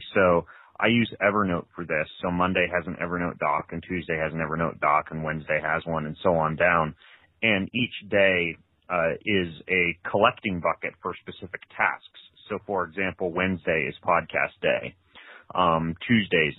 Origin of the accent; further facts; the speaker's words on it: Lewiston, Idaho, United States; moved away as an adult; also born or lived in Moscow, Idaho / Post Falls, Idaho; now in Spokane, United States; I grew up in Lewiston, Idaho, which is like 2 hours from here in North Idaho.